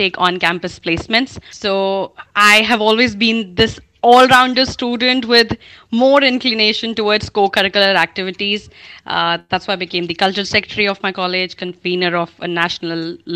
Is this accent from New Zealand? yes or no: no; Chandigarh, India; moved away; also born or lived in Pune; born and brought up in Chandigarh.